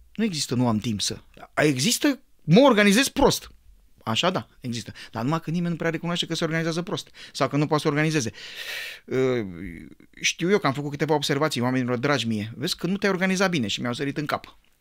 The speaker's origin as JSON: {"language": "Romanian", "region": "Bucharest", "country": "Romania", "tie": "born or raised there", "said": "eu am copilărit în Pantelimon"}